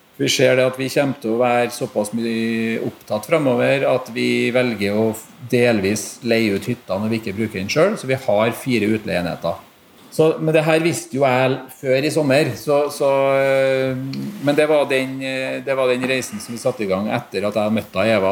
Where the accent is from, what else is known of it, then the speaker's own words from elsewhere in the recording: Trondheim, Trøndelag, Norway; Jeg har bodd i Trondheim egentlig hele livet